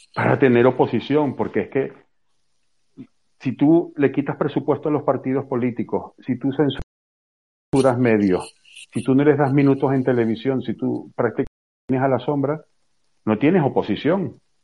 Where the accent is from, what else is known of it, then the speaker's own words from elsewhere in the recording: Venezuela; yo vengo de Venezuela